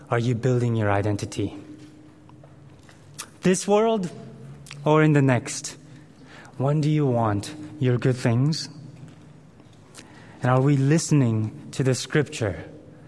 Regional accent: South Korea; moved away; I grew up in Korea in primary school.

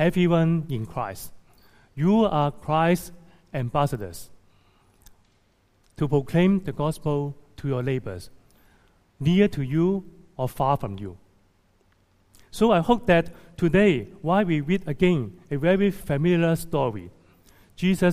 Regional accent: Hong Kong; also born or lived in Toronto, Canada; returning to my hometown, Hong Kong, to serve in 2012

